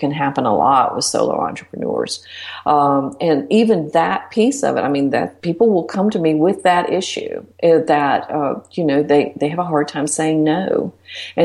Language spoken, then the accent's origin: English; Blue Ridge Mountains, United States; I'm from the mountains. I'm from the Blue Ridge Mountains. And, you know, we say ain't. That's what we do. We say reckon